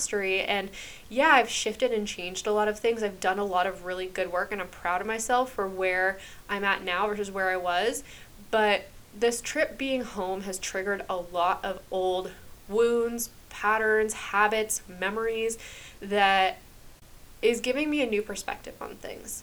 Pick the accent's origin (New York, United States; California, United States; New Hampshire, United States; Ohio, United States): New Hampshire, United States; moved away as an adult; also born or lived in Massachusetts / Hawaii; now in Florida, United States; I grew up in New Hampshire for my entire life